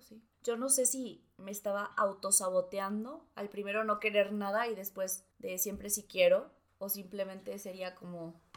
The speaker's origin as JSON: {"language": "Spanish", "town": "Cananea", "region": "Sonora", "country": "Mexico", "tie": "born or raised there", "moved": "yes", "said": "mi pueblo, a Cananea"}